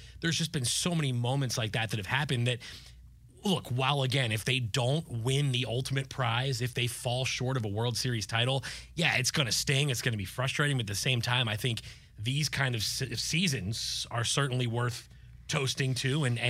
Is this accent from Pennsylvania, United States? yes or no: yes; Pennsylvania, United States; You know, I grew up outside of Philadelphia. That was my first team that was actually worth a damn as a kid, the 93 Phillies.